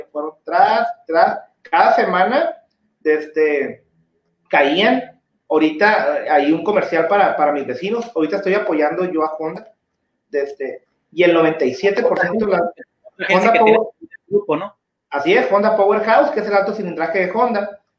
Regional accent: Tijuana, Baja California, Mexico; no, pues es que yo soy de Tijuana, pero.

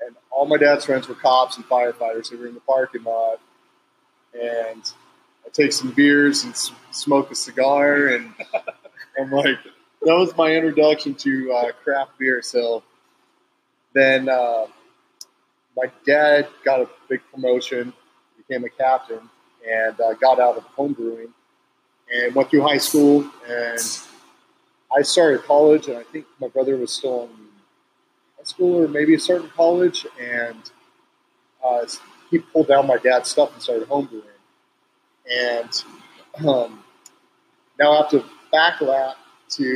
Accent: Yucaipa, California, United States; moved away; also born or lived in Riverside, California; I was born in Riverside, raised in Yucaipa.

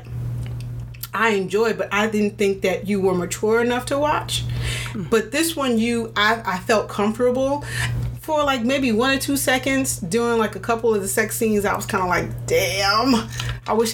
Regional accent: New York City, New York, United States; I grew up in Queens

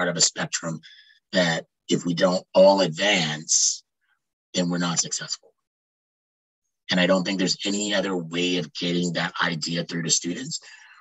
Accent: Ontario, Canada; also born or lived in Quebec; I came back to where I grew up in Ontario

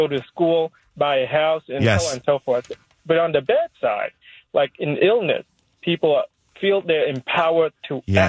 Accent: Vietnam; now in United States; I came from Vietnam, and in Vietnam, everybody knows everybody.

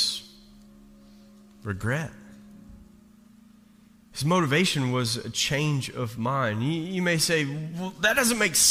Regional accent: Eastern Kentucky, United States; I'm from Eastern Kentucky

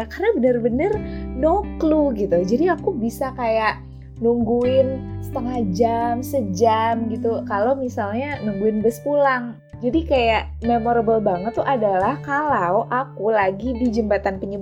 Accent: Jakarta, Indonesia; di saat itu adalah momen-momen yang bikin gue ya orang Jakarta banget gitu

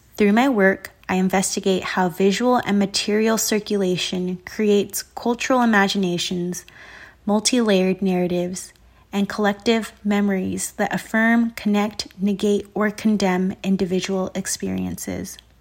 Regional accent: Southern California, United States; now in Chicago, United States; I'm an artist and visual maker currently located in Chicago and born and raised in Southern California

